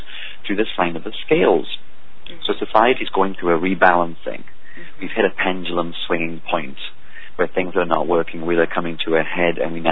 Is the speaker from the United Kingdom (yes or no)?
yes; England, United Kingdom; now in United States; I'm from England